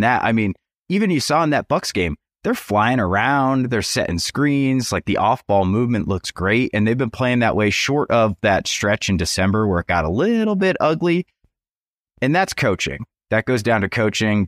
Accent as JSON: {"language": "English", "region": "Western Massachusetts", "country": "United States", "moved": "yes", "lives_now": "Morgantown, United States", "said": "I'm from Western Massachusetts"}